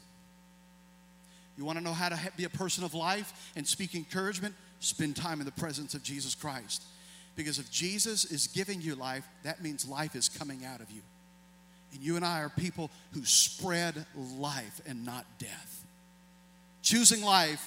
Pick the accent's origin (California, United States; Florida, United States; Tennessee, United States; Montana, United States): Tennessee, United States; I'm from Tennessee